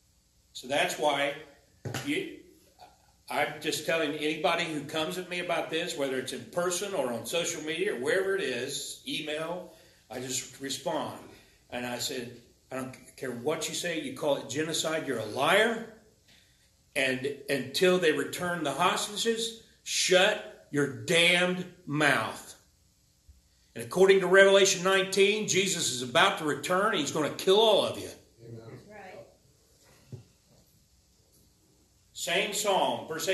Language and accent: English; United States; I'm an American